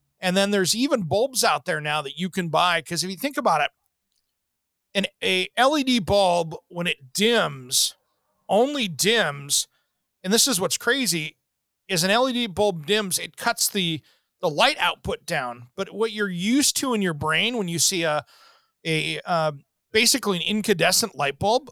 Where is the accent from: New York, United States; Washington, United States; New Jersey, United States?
Washington, United States; Seattle; growing up in the Seattle area